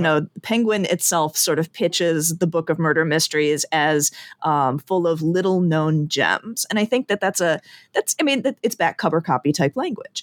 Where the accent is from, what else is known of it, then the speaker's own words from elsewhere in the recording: Chicago, Illinois, United States; also born or lived in Indiana / Ireland; born and raised in the Chicago area.